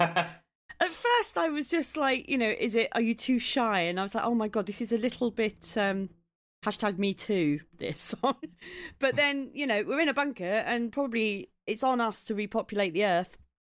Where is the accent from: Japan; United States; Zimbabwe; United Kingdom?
United Kingdom; Maidstone, South East England; moved away; I grew up in Maidstone in Kent